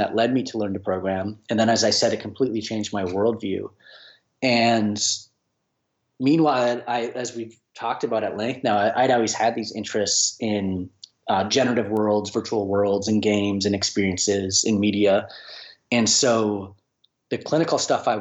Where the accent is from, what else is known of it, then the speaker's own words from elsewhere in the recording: Minneapolis, Minnesota, United States; I'm from the Minneapolis area, Minnesota